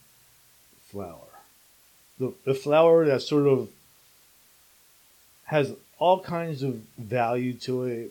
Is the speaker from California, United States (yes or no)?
no; Princeton, New Jersey, United States; also born or lived in Alabama; where I grew up in Princeton